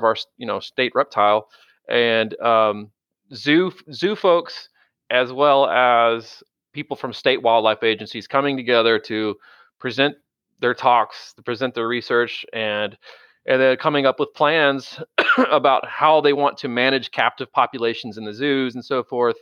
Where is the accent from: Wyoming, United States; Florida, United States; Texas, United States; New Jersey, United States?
Texas, United States; Galveston County; growing up in Galveston County